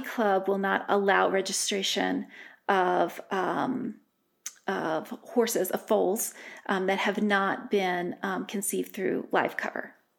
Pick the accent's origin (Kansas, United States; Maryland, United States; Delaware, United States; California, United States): Delaware, United States; moved away as an adult; also born or lived in Rhode Island; now in Colorado, United States; I grew up in Delaware.